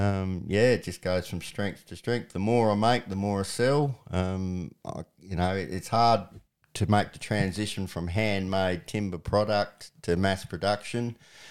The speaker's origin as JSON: {"language": "English", "town": "Benalla", "region": "Victoria", "country": "Australia", "tie": "born there", "said": "Well, as I said, I was born in Benalla, which is on the Broken River, which is one of the best cod fisheries in Australia."}